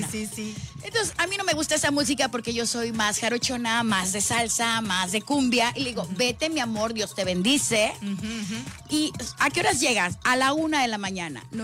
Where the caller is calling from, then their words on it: Tlacotalpan, Veracruz, Mexico; De Tlacotalpan, Veracruz preciosas.